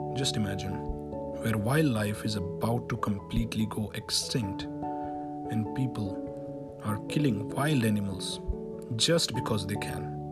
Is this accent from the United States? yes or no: no; India; being an Indian